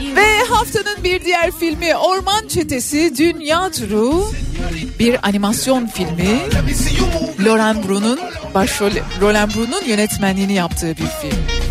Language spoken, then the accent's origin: Turkish; Ankara, Turkey; also born or lived in Adana; now in Istanbul, Turkey; Ankara'da doğdum, büyüdüm.